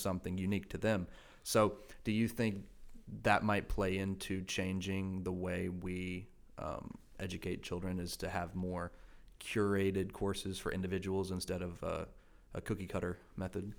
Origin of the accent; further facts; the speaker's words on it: Rowan County, North Carolina, United States; I come from Roanne